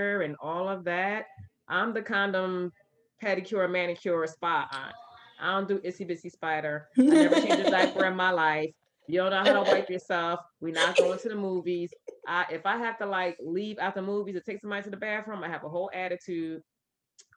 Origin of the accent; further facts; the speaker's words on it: Camden, New Jersey, United States; growing up in Camden